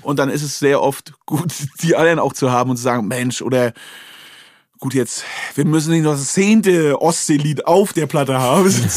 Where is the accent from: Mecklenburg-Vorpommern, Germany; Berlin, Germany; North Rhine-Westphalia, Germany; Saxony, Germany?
Mecklenburg-Vorpommern, Germany; Wolgast region; in Wolgast an der Schule